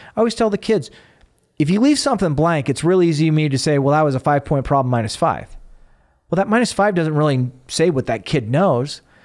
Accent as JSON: {"language": "English", "region": "Arizona", "country": "United States", "tie": "born or raised there", "moved": "yes", "said": "I grew up in Arizona"}